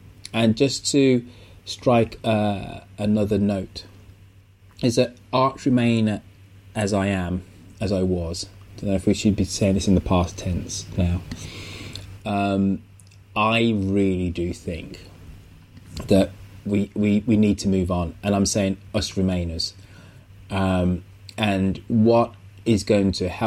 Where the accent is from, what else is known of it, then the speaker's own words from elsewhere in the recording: England, United Kingdom; moved away as an adult; now in United States; I am very proud to be black, Jamaican, English, British, European.